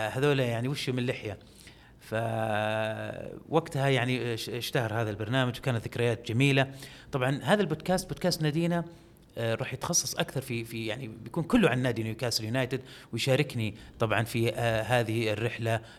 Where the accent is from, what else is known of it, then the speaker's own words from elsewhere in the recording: Saudi Arabia; ما كانوا متوقعين انه احنا سعوديين